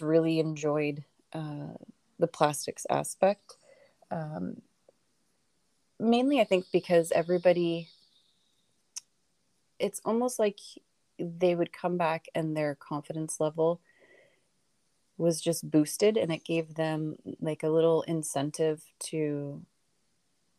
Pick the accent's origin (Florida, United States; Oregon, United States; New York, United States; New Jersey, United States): Oregon, United States; also born or lived in Michigan; I was born and raised in Oregon, American.